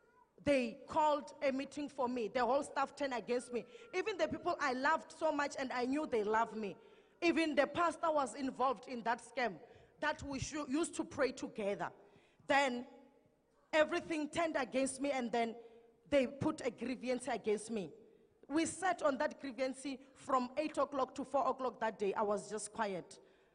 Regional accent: Mpumalanga, South Africa; now in Pretoria, South Africa; We are from Mpumalanga, and then we will come to the service here at ECG, driving from Pretoria.

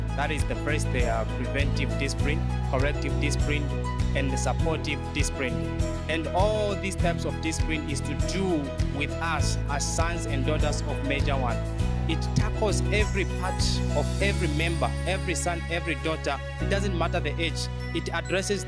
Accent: Katima Mulilo, Zambezi, Namibia; I'm from Namibia, the Jesus Nation Church from Katimamulilo branch

